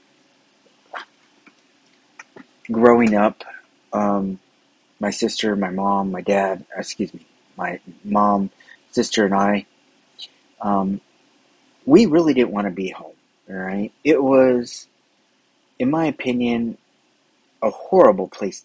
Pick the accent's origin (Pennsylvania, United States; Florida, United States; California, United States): California, United States; Downey; I grew up in the city of Downey, right, California